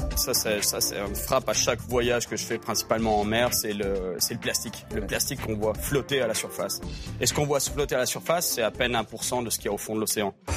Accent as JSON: {"language": "French", "country": "France", "tie": "born or raised there", "moved": "yes", "said": "En grandissant en France, ça m'a pris des années. Je pêchais le brochet dans les lacs des Alpes"}